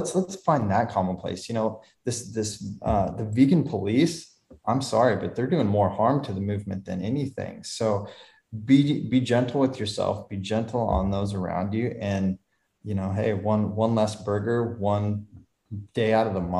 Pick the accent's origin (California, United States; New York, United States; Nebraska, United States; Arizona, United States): Nebraska, United States; Lincoln; We grew up in Lincoln, Nebraska